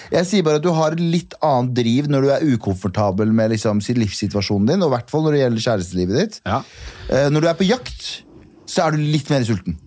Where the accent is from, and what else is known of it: Mysen, Østfold, Norway; born or raised there; moved away as an adult; also born or lived in Kurdistan / Trondheim; now in Oslo, Norway